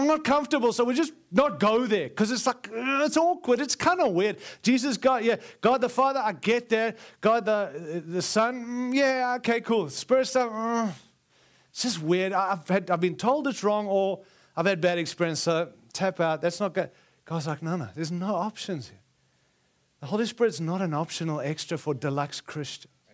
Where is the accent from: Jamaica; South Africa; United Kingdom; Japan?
South Africa; also born or lived in Zimbabwe; now in United States; I was born in Rhodesia, and it's, and then six weeks later, we moved to South Africa